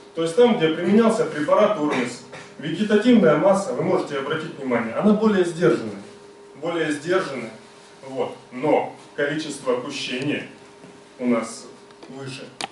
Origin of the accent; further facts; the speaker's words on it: Rostov Oblast, Russia; мы сами из Ростовской области